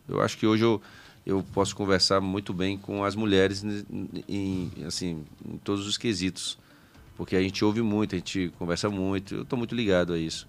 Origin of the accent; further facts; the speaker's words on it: Brasília, Federal District, Brazil; also born or lived in Bacabal, Maranhão / Piauí; Eu nasci em Bacabal, então. fui pro Piauí, com três anos vim para Brasília. Aí fiquei aqui